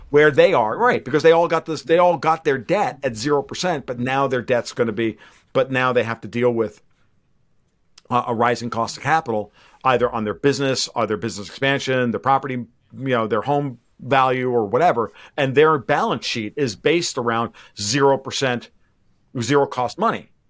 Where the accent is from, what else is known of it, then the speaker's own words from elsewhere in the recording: United States; as an American sports fan